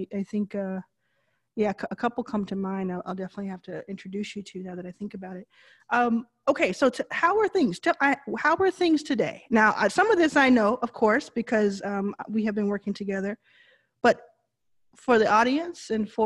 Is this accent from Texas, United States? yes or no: yes; Texas, United States; moved away; I grew up in Texas